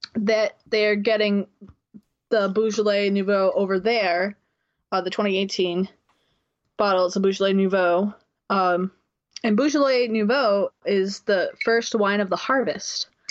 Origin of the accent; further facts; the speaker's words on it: New Bedford, Massachusetts, United States; moved away; recording remotely from my home town of New Bedford, Mass